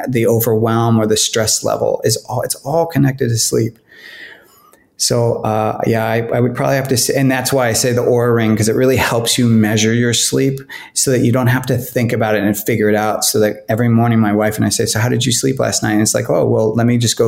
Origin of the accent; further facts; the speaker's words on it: California, United States; moved away as an adult; also born or lived in Los Angeles, United States; now in Portland, United States; I grew up in California